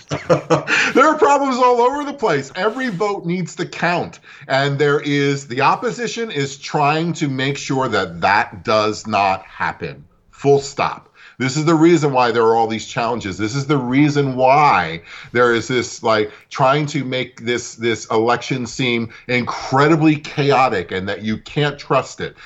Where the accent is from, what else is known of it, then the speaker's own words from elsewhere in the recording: New York City, New York, United States; I was born in Brooklyn myself